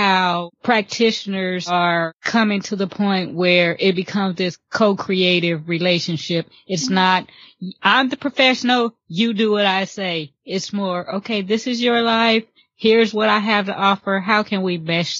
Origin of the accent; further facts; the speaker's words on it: California, United States; now in the South, United States; I'm from California, but I've been in the South for, I guess, the past 20 something years.